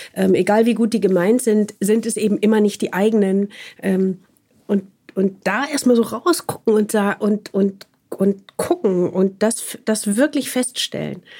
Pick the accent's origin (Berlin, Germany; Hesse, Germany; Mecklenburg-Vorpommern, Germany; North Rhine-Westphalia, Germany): North Rhine-Westphalia, Germany; Wuppertal; moved away as an adult; also born or lived in Munich; komme ja sozusagen aufs, äh, vom Land sozusagen und bin geboren in Wuppertal